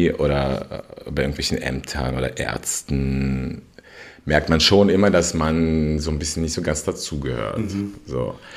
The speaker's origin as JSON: {"language": "German", "region": "Berlin", "country": "Germany", "tie": "born or raised there", "said": "vor allem auch Berlin natürlich, wo ich aufgewachsen bin, anderen Menschen gegenüber."}